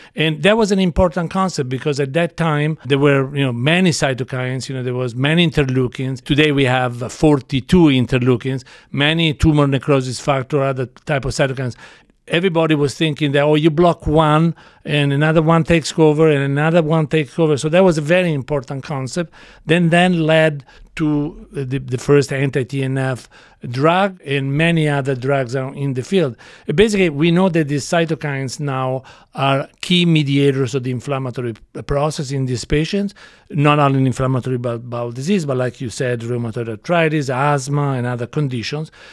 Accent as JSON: {"language": "English", "town": "Florence", "region": "Tuscany", "country": "Italy", "tie": "born or raised there", "moved": "as an adult", "lives_now": "United States", "said": "I grew up in Florence, Italy"}